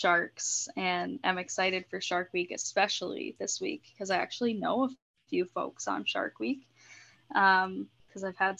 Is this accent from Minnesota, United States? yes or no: yes; Rochester, Minnesota, United States; Well, I grew up in Rochester, Minnesota, and then moved to a suburb outside the cities. I moved to the cities when I went to school, and once I graduated, moved out to suburbia